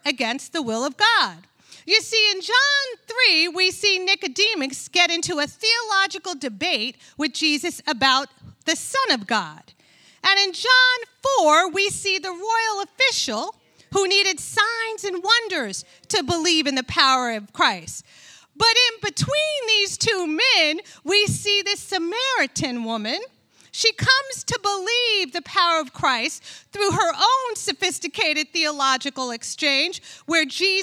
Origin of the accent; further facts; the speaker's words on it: New York, United States; moved away; I am born and bred in New York